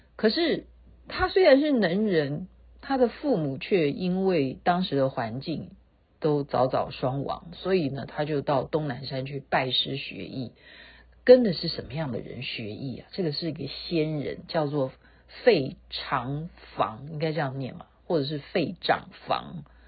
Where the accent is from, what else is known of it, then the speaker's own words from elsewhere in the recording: Taiwan; 我们台湾人戴口罩戴得很勤